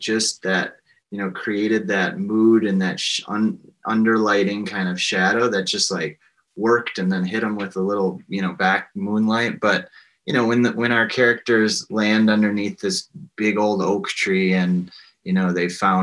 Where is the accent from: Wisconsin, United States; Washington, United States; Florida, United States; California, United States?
Wisconsin, United States; Spring Green; growing up in Spring Green